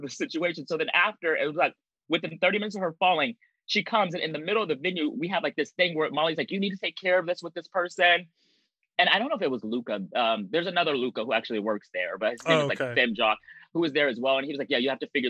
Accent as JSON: {"language": "English", "town": "Anchorage", "region": "Alaska", "country": "United States", "moved": "yes", "lives_now": "New York City, United States", "said": "I am not from New York. I'm from Anchorage, Alaska"}